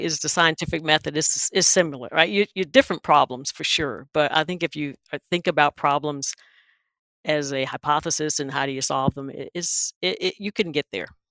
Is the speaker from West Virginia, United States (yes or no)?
no; Wilson, North Carolina, United States; I'm from Wilson